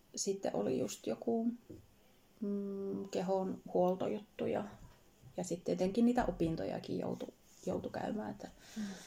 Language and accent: Finnish; Laukaa, Central Finland, Finland; also born or lived in Jyväskylä; myös lapsuuteni asunut Laukaassa